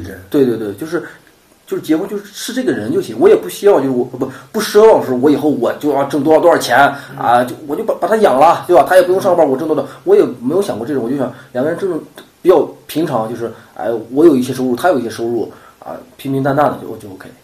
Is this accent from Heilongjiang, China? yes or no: no; Shanxi, China; 然后就是我是山西的